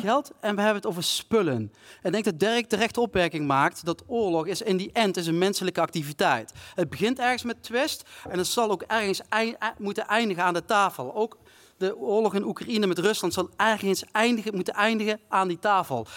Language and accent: Dutch; South Limburg, Netherlands; Ik kom zelf uit Zuid-Limburg